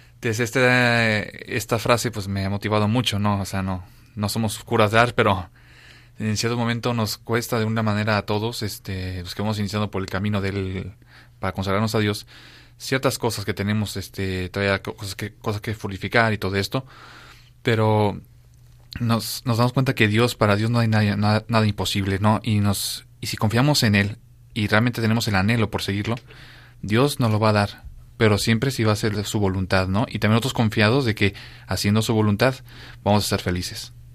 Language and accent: Spanish; Mexico; moved away as an adult; now in Madrid, Spain; tengo 27 años y soy de México